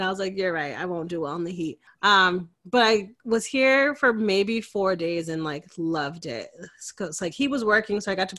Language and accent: English; Connecticut, United States; moved away as an adult; now in Austin, United States; I born and raised in Connecticut, went to college in Connecticut.